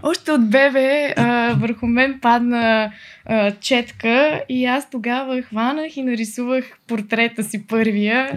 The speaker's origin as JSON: {"language": "Bulgarian", "town": "Veliko Tarnovo", "region": "Veliko Tarnovo Province", "country": "Bulgaria", "also_born_or_lived": "Sliven", "said": "от Търново съм"}